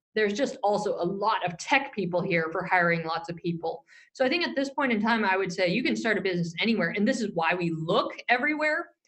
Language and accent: English; Silicon Valley, California, United States; I grew up in the Silicon Valley and I'm dating myself here, but I grew up during the, the dot com boom